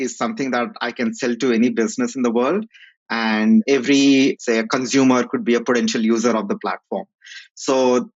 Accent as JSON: {"language": "English", "town": "Kurnool", "region": "Andhra Pradesh", "country": "India", "said": "I'm from a place called Karnool in Andhra Pradesh"}